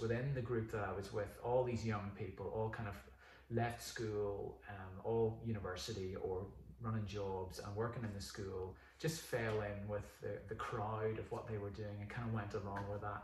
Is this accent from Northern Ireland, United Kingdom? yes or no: yes; Northern Ireland, United Kingdom; born or raised there; moved away as an adult; also born or lived in New Zealand / Mexico City, Mexico